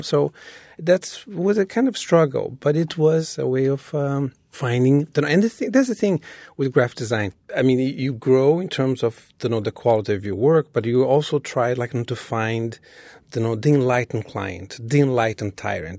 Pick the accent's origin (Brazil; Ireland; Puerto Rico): Brazil; Rio de Janeiro; English is a second language; moved away as an adult; now in New York City, United States; when I was growing up in Brazil